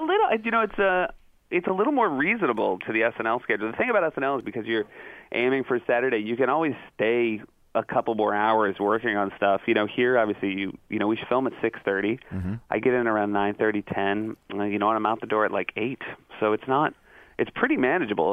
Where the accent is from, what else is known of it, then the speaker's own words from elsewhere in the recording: New England, United States; also born or lived in Michigan; I sort of grew up in uh, in Michigan and then New England were my formative years.